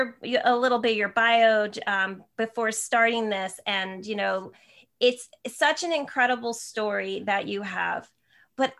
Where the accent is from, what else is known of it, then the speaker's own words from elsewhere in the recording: New Jersey, United States; now in San Jose, United States; I'm in San Jose, California now, but I'm actually from New Jersey. So I'm a Jersey girl